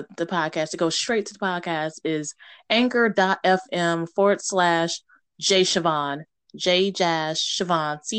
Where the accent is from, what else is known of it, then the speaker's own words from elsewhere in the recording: Houston, Texas, United States; Born and raised Houston, Texas